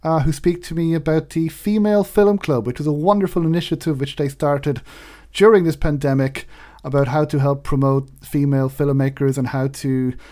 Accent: Wexford, Leinster, Ireland; my town in Wexford

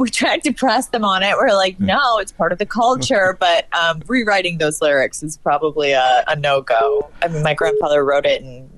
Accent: the South, United States; I'm from the South, so we had to entertain ourselves somehow in the woods.

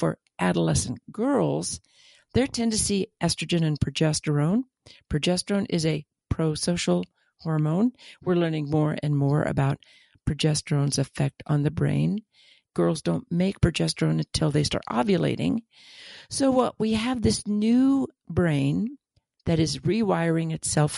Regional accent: United States; as an American

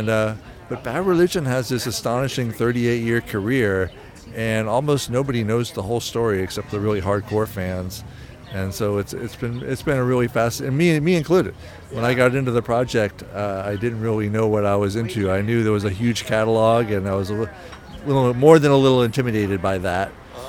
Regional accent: Falls Church, Virginia, United States; I grew up in Falls Church, Virginia, and went to high school there

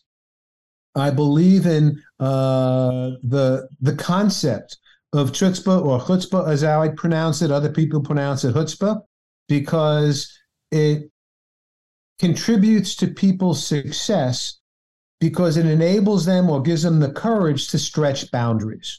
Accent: New York, United States; I grew up in New York

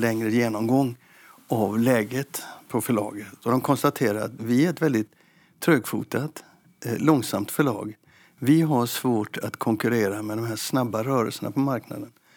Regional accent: Gothenburg, Västra Götaland, Sweden; Som göteborgare så säger jag

